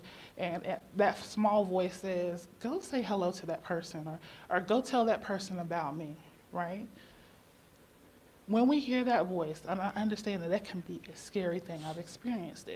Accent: Chapel Hill, North Carolina, United States; also born or lived in Minnesota; I was born and raised here in Chapel Hill

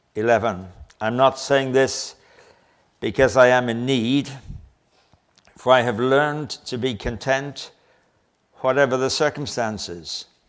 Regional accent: England, United Kingdom; I'm English.

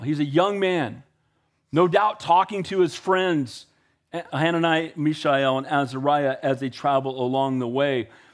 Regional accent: United States; I'm an American and I love our country

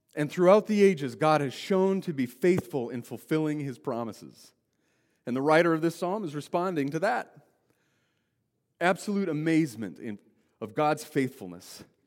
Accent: Wyoming, United States; I grew up in Wyoming

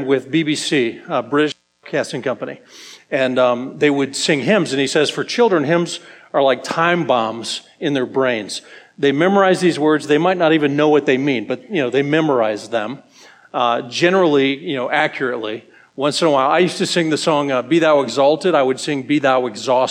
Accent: Colorado, United States; moved away; also born or lived in Ohio; I grew up in Colorado, and I moved away

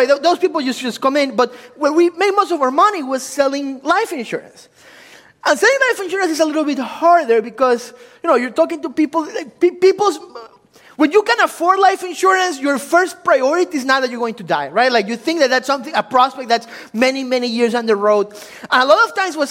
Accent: Ecuador; English is a second language; also born or lived in Washington, D.C., United States; now in United States; I'm originally from Ecuador, so if you were wondering where that exotic accent is coming from, it's like, it's Italian, German, like, what his deal? It's from Ecuador

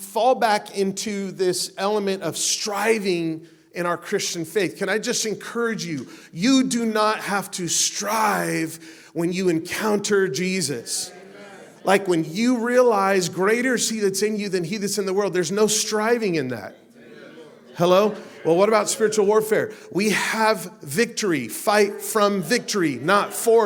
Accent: Las Vegas, Nevada, United States; I'm from Las Vegas, man. We get lots of sun there

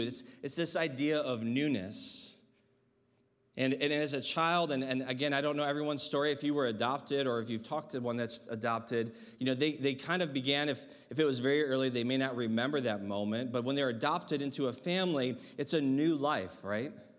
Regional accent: Michigan, United States; I remember as a child, uh, growing up in Michigan

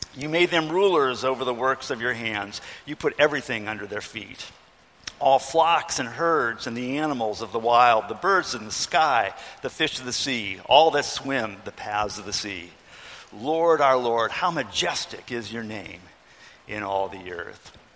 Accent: Ohio, United States; I grew up in Ohio

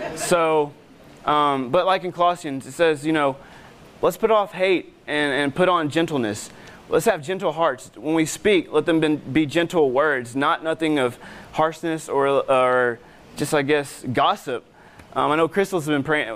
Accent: Arkansas, United States; I'm from Arkansas

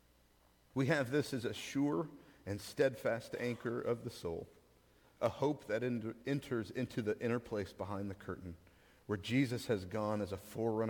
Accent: Amarillo, Texas, United States; moved away; I come from Amarillo

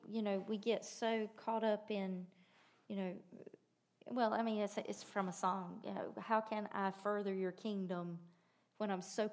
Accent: United States; we're American.

